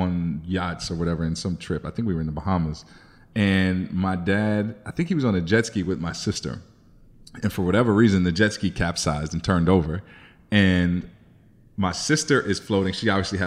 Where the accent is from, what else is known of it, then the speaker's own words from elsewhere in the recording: Chicago, Illinois, United States; Growing up in Chicago in the suburbs